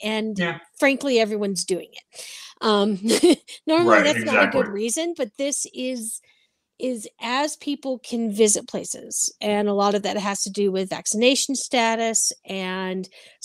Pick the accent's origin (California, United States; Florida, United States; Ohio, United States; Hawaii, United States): Hawaii, United States; My husband and I grew up in Hawaii